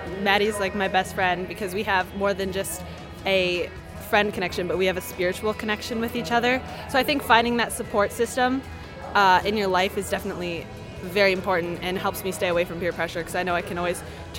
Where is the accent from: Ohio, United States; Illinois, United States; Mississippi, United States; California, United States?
Ohio, United States; Toledo; I'm from Toledo, St. Joan of Arc Parish